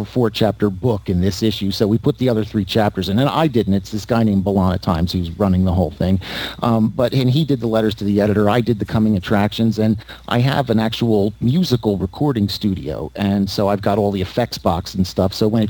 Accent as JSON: {"language": "English", "town": "Philadelphia", "region": "Pennsylvania", "country": "United States", "tie": "born or raised there", "accent": "Northeast", "said": "No, like I said, I grew up in Philadelphia, and so I have that Northeast thing, and I'm working against it."}